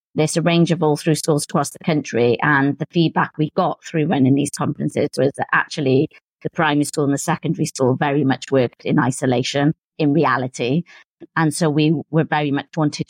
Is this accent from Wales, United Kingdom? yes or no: yes; Cardiff, Wales, United Kingdom; moved away as an adult; also born or lived in Swindon / United States; returned to Cardiff, which is my hometown